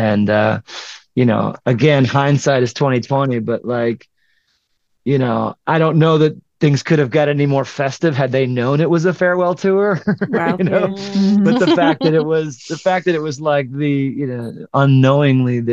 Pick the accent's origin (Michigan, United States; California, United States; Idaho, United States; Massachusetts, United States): Michigan, United States; Detroit; moved away; we were in Detroit, which was my hometown